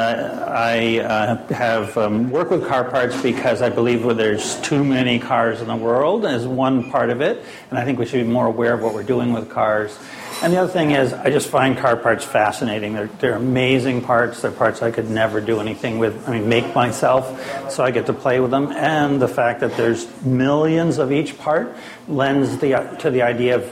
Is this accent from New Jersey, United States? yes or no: no; Maine, United States; moved away; I come from Maine originally